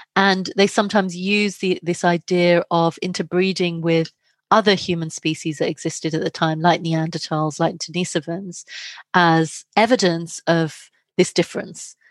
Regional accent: London, United Kingdom; also born or lived in India; I was born in London, but my parents are from India. So I'd, I, I've lived in India, I travel back and forth, and I grew up between these cultures.

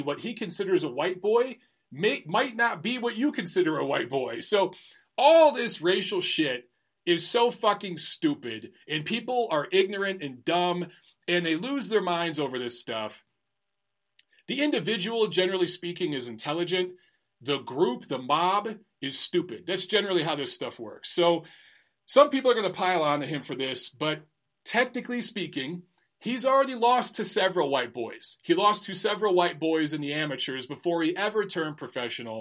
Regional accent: Detroit, Michigan, United States; moved away as an adult; now in Los Angeles, United States; I grew up in Detroit in a predominantly black neighborhood. I lived in black neighborhoods my entire life until I was 30 and moved

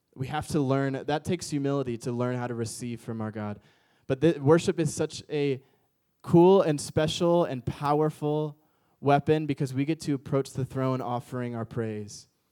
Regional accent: St. Louis, Missouri, United States; also born or lived in Chicago, Illinois; now in Orange County, United States; I'm from the Midwest area. Like, I grew up in Saint Louis and lived in Chicago.

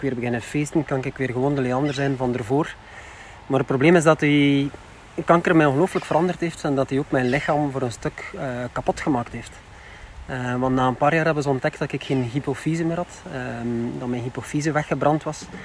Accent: West Flanders, Belgium; zeker in de West-Vlaanderen, waar ik vandaan kom

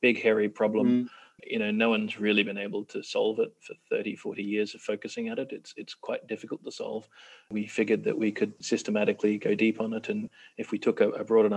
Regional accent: Australia; now in Kenya; I'm from Australia

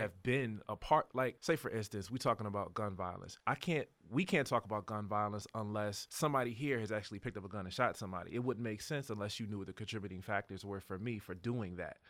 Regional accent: Hampton, Virginia, United States; also born or lived in York County, Virginia; now in Richmond, United States; I know the difference in the systems growing up in Hampton

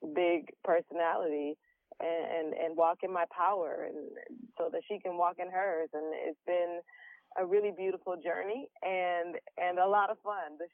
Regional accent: Detroit, Michigan, United States; I'm from Detroit, yes. So I, you know, am able to draw from, you know, some of my surroundings growing up

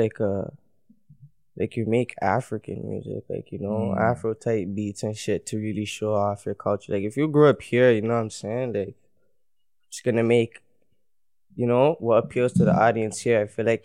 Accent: Toronto, Ontario, Canada; also born or lived in Brampton; I grew up in Toronto

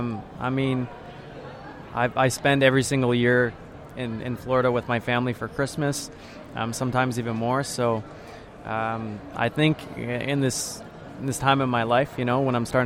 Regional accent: Ottawa, Ontario, Canada; first language French; English is a second language; I come from a kind of like a bilingual city in Canada, Ottawa, the capital. And I grew up and I went to French school

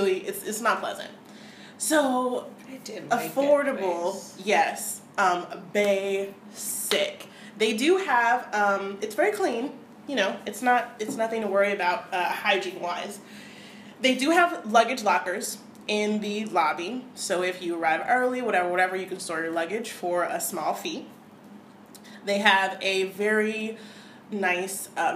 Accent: United States; as an American

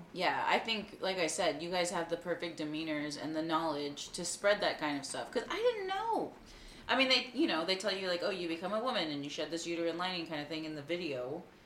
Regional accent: Texas, United States; being a Texan

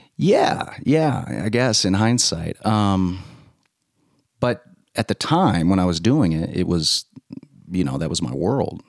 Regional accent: Louisiana, United States; moved away as an adult; also born or lived in Texas; I grew up in Louisiana.

